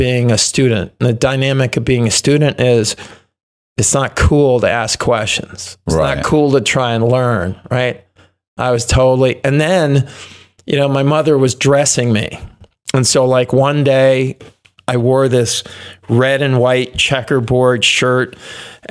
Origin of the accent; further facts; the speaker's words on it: Chicago, Illinois, United States; also born or lived in Bettendorf, Iowa; I grew up outside Chicago